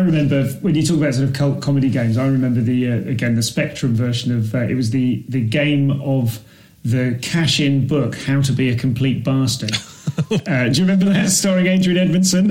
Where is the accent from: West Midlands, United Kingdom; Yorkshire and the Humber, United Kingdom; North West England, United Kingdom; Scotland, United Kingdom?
West Midlands, United Kingdom; Leamington Spa; I'm from Leamington